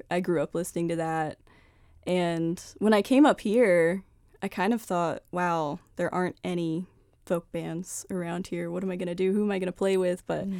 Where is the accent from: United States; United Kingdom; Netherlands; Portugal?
United States; Staunton, Virginia; I'm from Stanton, Virginia.